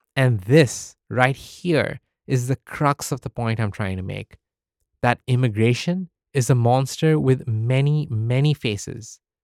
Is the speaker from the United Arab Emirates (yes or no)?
yes; United Arab Emirates; moved away as an adult; now in United States; I was born in the United Arab Emirates, or the U A E, to Indian parents. I spent eighteen years of my life in the U